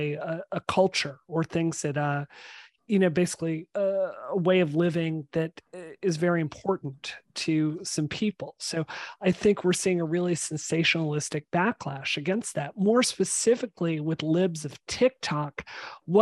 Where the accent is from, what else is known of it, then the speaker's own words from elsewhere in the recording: Mississippi, United States; now in Massachusetts, United States; I grew up in Mississippi.